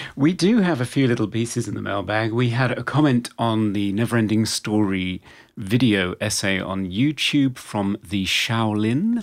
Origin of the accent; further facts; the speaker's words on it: England, United Kingdom; as an English person